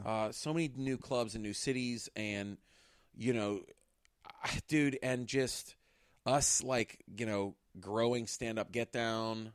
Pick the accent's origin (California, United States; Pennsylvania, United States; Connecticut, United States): Pennsylvania, United States; Pittsburgh; we're from Pittsburgh, Pennsylvania